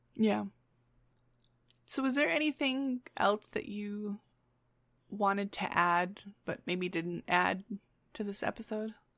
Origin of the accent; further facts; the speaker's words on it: Grand Rapids, Michigan, United States; I have friends in my hometown in Grand Rapids